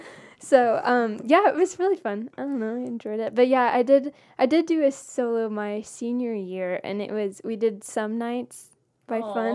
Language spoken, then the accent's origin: English; Blairsville, Georgia, United States; my hometown, um, Union County